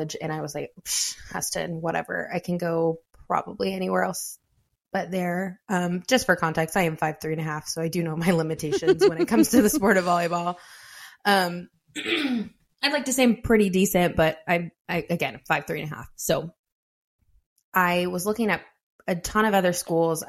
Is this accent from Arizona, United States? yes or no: no; Kalona, Iowa, United States; So I'm from Iowa. I'm from a small town of Kelowna